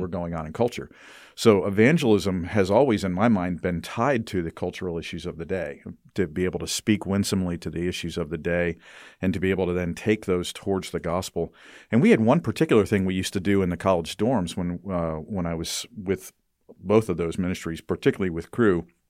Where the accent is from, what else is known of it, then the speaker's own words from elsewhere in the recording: United States; I as an American grow up with the perspective of whatever works is okay